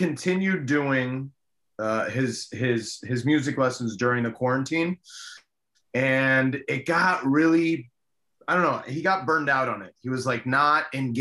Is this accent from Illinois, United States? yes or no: no; Miami, Florida, United States; first language Spanish; English is a second language; I was born and raised in Miami, obviously, but my first language was Spanish